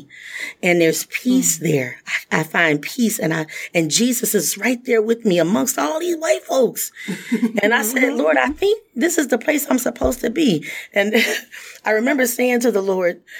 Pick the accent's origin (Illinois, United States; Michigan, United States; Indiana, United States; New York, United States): Michigan, United States; Muskegon Heights; I grew up in Muskegon Heights, Michigan, small African-American community.